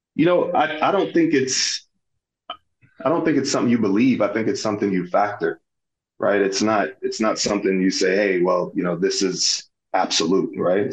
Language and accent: English; Little London, Westmoreland, Jamaica; also born or lived in Miami Gardens, Florida, United States; now in Indianapolis, United States; I grew up near Negril. Uh, Negril is a beach town in Jamaica. I uh, grew up in this uh, uh, small place called Little London. Um, and then I migrated to the States, uh, to Miami, Florida, uh, Miami Gardens to be exact